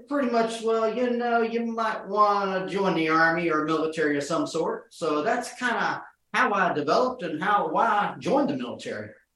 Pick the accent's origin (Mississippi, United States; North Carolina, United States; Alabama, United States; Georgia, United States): Georgia, United States; Norcross; my neighborhood in Georgia, outside of Norcross, Georgia